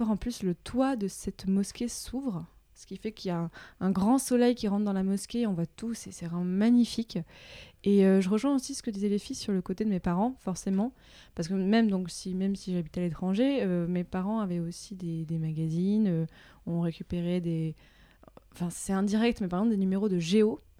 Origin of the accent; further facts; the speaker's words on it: Morocco; donc j'ai grandi au Maroc.